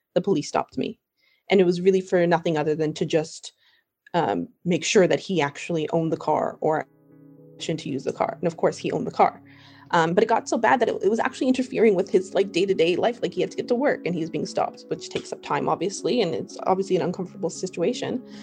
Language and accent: English; Toronto, Ontario, Canada; moved away as an adult; now in New York, United States; I'm from Canada, I'm from Toronto